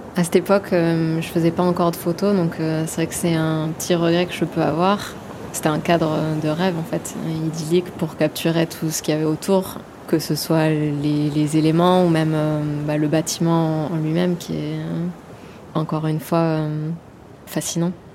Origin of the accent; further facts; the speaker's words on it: Gers and Bordeaux, Nouvelle-Aquitaine, France; also born or lived in Saint-Jean-de-Luz; Je suis née à Saint-Jean-de-Luz euh, et toute ma famille est du Pays Basque, mais après j'ai grandi euh, dans le sud-ouest et entre le Gers et Bordeaux